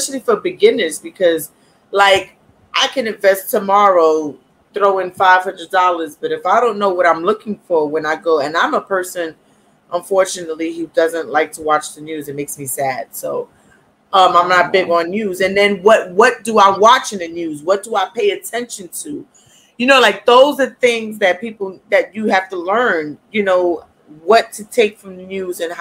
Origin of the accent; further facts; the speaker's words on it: New York, United States; I live in New York. Yes, I am from New York.